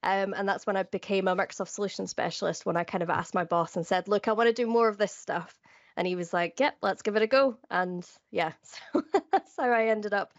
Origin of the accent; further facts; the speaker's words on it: Edinburgh, Scotland, United Kingdom; also born or lived in Fife / Glasgow / Doncaster / London; now in Cardiff, United Kingdom; I live currently in Cardiff in South Wales, but I am from Edinburgh originally, but I've also lived in Fife, Glasgow, Doncaster and London.